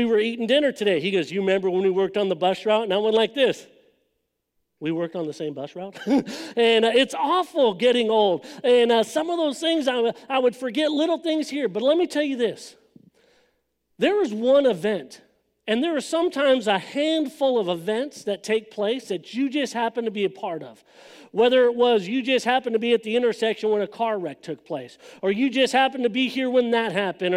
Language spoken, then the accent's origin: English; Los Angeles, California, United States; moved away; I grew up in Southern California